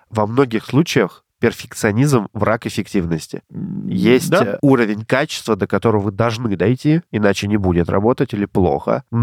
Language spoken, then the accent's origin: Russian; Omsk, Omsk Oblast, Russia; moved away; я 27 лет прожил в Омске